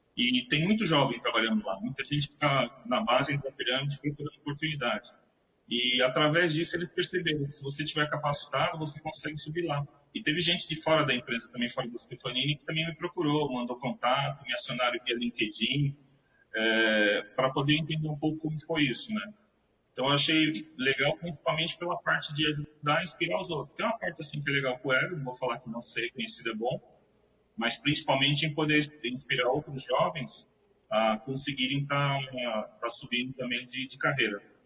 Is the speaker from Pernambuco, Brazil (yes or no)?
no; São Vicente, São Paulo, Brazil; moved away as an adult; also born or lived in Santos; eu nasci em Santos, mas sempre fui morador de São Vicente.